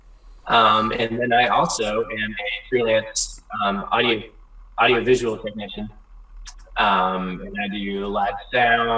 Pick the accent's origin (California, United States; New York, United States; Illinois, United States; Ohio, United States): Ohio, United States; Morrow County; moved away as an adult; also born or lived in Portland; now in Chesapeake, Ohio, United States; originally, I grew up in Morrow County, Ohio, which is up in north central Ohio, pretty much in the cows and corn.